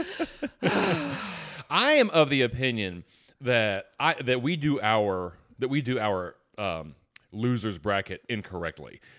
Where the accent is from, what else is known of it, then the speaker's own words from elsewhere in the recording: Atlanta, Georgia, United States; I'm from Atlanta